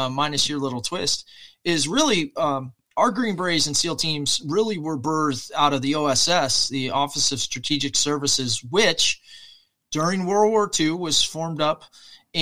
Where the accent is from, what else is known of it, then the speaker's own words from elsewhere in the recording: United States; I'm an American serviceman